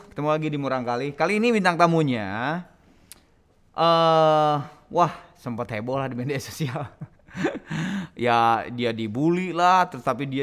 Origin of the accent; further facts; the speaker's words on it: West Java, Indonesia; Bahasa Sunda. Kan gue orang Sunda.